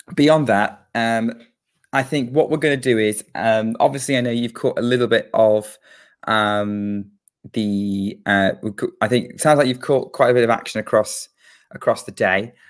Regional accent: United Kingdom; as a Brit

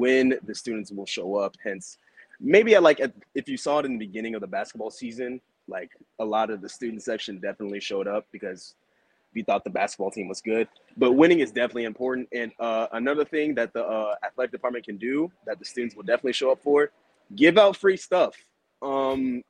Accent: Apopka, Florida, United States; I'm from Apopka

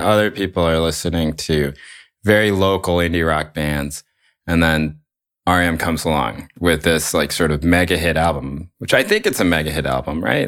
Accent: Chapel Hill, North Carolina, United States; I grew up in Chapel Hill, North Carolina during the sort of indie rock explosion there

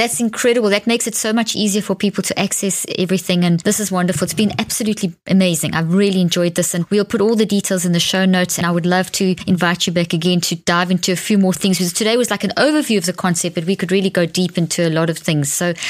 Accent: South Africa; accent: South African; now in United States; I'm from South Africa, but I live in the States.

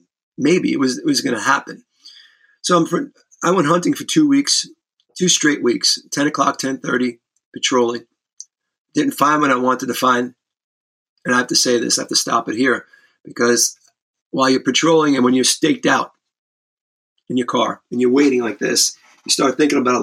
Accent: New York City, New York, United States; I grew up in the Bronx

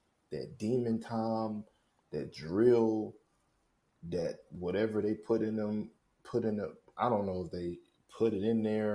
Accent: St. Louis, Missouri, United States; I'm from St. Louis, Missouri

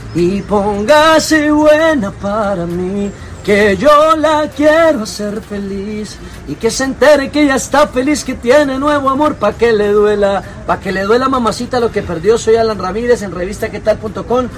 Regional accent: Bello, Antioquia, Colombia; also born or lived in Mexico; now in Bogotá, Colombia; somos de Bello Antioquia y estamos radicados en la ciudad de Bogotá hace ya unos ocho años

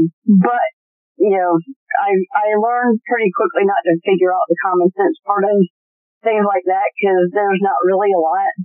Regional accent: Charleston, South Carolina, United States; moved away as an adult; also born or lived in Oklahoma; I'm originally from Charleston, South Carolina.

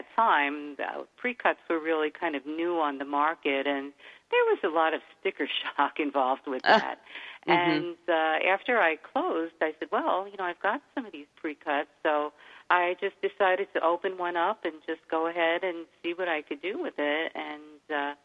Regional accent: New York City, New York, United States; now in Adirondack Mountains, United States; I grew up in New York City

